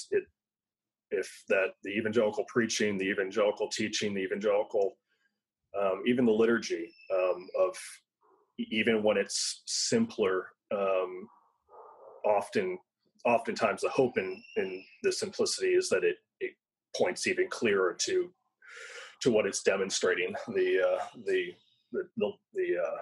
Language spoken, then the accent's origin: English; United States; us as American evangelicals